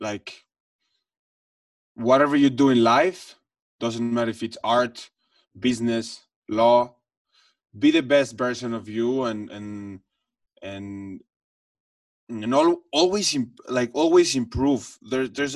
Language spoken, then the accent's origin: English; Mexico City, Mexico; I come from the Jewish community in Mexico City, which that's where I grew up.